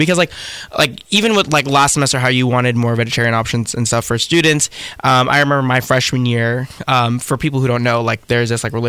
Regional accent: Las Vegas, Nevada, United States; moved away as an adult; oh, I'm from Las Vegas, Nevada.

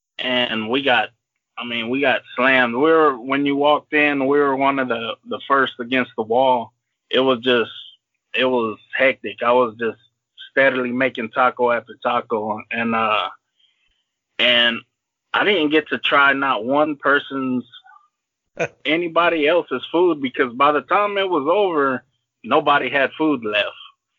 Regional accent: Louisiana, United States; Being I'm from Cajun country, and a lot of people don't know that my mom is actually, she's from Louisiana.

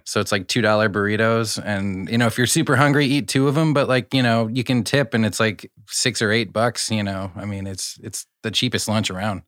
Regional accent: Iowa, United States; I'm from Iowa, so we had Taco Bell, but, like, Taco John's was, like, the preference.

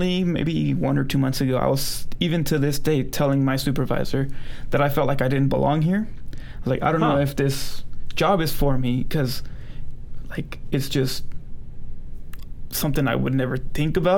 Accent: San Bernardino, California, United States; also born or lived in Los Angeles, California / Brighton, Colorado; now in Colorado, United States; Born in L.A., and then I lived in San Bernardino or Colton area

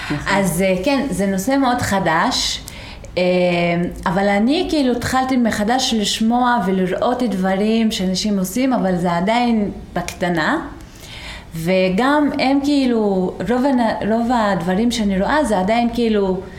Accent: Israel; Hebrew is a second language; also born or lived in Beersheba; now in Tel Aviv, Israel; אני אה, מגזל העלבי. אה, אני גרה בתל אביב אה, כמה שנים, לפני זה גרתי הרבה שנים בבאר שבע, לפני זה הייתי אה, בכפר.

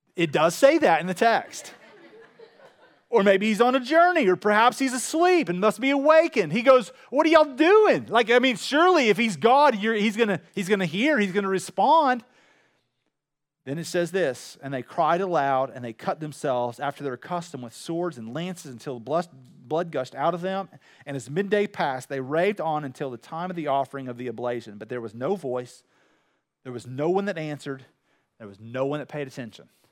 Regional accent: Wills Point, Texas, United States; I'm from Will's Point

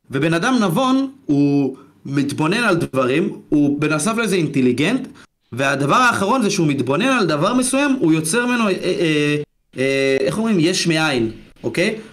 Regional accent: Georgia; נולדתי עם ערכים, בכל זאת אני גרוזיני, אז יש לנו את הנימוסים הסובייטים וכאלה, אתה יודע.

